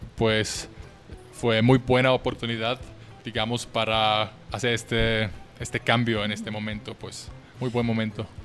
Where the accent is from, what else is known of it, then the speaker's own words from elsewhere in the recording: Vienna, Austria; moved away as an adult; now in Mexico; Yo soy de Austria, de Viena, es la capital de mi país